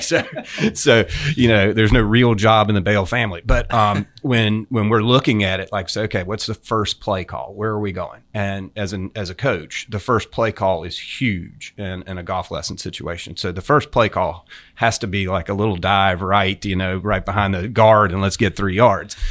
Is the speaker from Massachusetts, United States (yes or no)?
no; coast of North Carolina, United States; also born or lived in Hilton Head, South Carolina / Saint Simons Island, Georgia; now in Jupiter, United States; Grew up on the coast of North Carolina